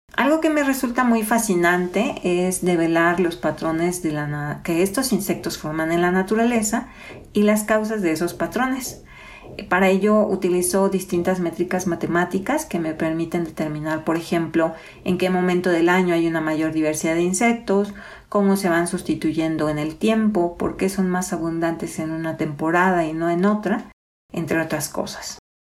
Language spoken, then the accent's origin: Spanish; Soconusco, Chiapas, Mexico; moved away as an adult; also born or lived in Mexico City; now in Morelia, Mexico; nací y crecí en el Soconusco, una región de la calurosa costa chiapaneca en México